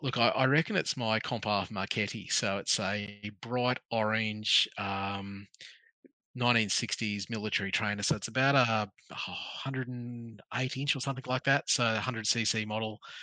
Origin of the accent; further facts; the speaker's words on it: Townsville, Queensland, Australia; I grew up in North Queensland. I grew up in Townsville.